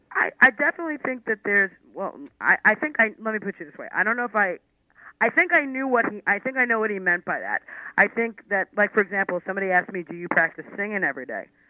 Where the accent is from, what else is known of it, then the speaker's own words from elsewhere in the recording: New York City, New York, United States; When you're from Queens and Brooklyn, you, you pronounce things wrong